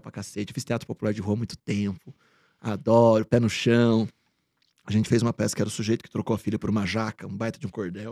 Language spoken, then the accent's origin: Portuguese; Bragança Paulista, São Paulo, Brazil; moved away; eu sou do interior de São Paulo, de Bragança, hum, paulista